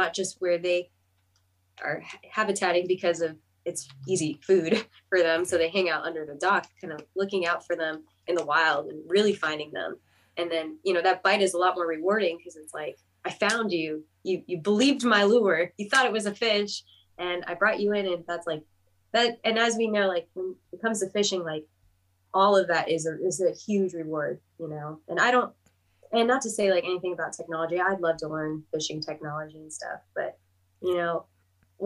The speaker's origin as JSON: {"language": "English", "town": "Los Angeles", "region": "California", "country": "United States", "moved": "as an adult", "lives_now": "Athens, United States", "said": "I'm from like Los Angeles, California"}